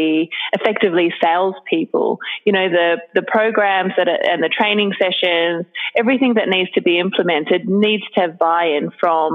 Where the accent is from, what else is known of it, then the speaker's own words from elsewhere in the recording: Australia; moved away as an adult; also born or lived in Hong Kong / Sydney; now in Singapore; I'm originally from Australia